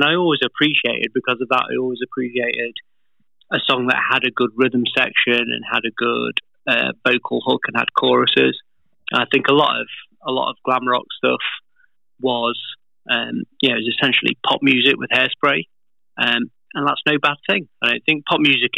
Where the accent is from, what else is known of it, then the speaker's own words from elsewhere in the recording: United Kingdom; being British